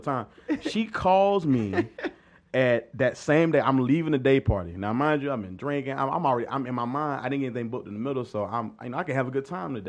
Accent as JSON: {"language": "English", "town": "Pendleton", "region": "South Carolina", "country": "United States", "said": "I'm, uh, from a Little Town, Pendleton, South Carolina. It's right outside of Anderson, South Carolina"}